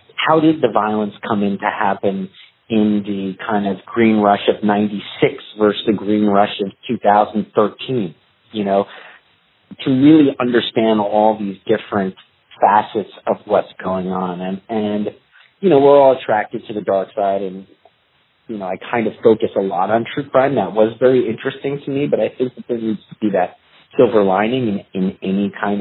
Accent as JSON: {"language": "English", "region": "New York", "country": "United States", "moved": "yes", "said": "I'm from New York, where it's also a melting pot."}